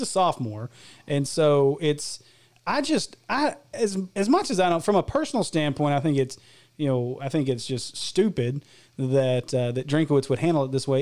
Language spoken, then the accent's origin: English; Illinois, United States; i grew up with family in Illinois